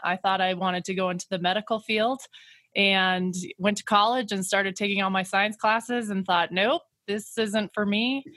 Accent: Kemmerer, Wyoming, United States; moved away as an adult; now in Grand Junction, United States; I grew up in Wyoming, um, about five hours away from Grand Junction in a small town called Kemmer

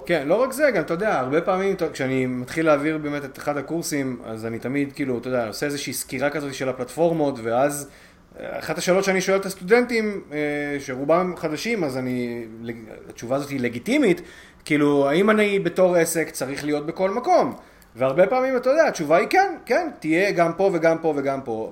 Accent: Israel; כישראלי ש, ש, שפשוט גר כאן

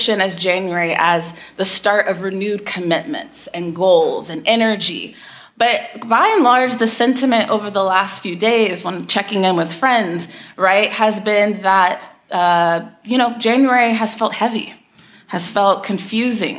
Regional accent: Texas, United States; I grew up in Texas

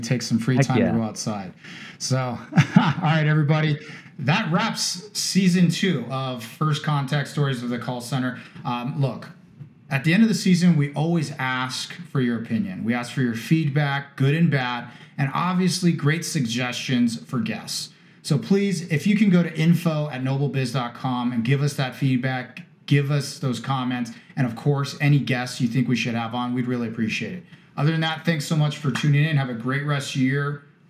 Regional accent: Cardiff-by-the-Sea, California, United States; I grew up in Cardiff, or for those of you who fully know the area, Cardiff by the Sea. Believe it or not, my grandmother's 105 this year, and my family's been in San Diego and actually in Encinitas for a long, long time.

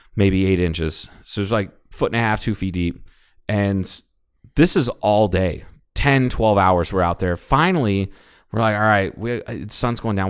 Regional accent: suburban Ohio, United States; this is suburban Ohio

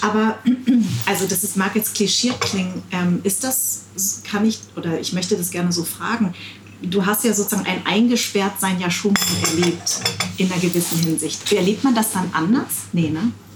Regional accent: Darmstadt, Hesse, Germany; ich bin in Darmstadt geboren

